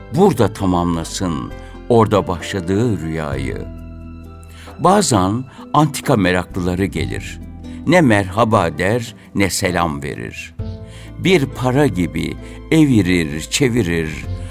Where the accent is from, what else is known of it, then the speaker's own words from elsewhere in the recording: Isparta, Turkey; Ben Ispartalıyım.